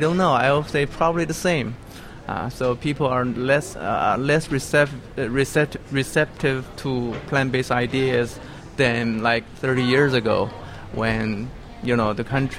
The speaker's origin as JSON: {"language": "English", "region": "Beijing", "country": "China", "tie": "born or raised there", "moved": "yes", "said": "I was born in Beijing"}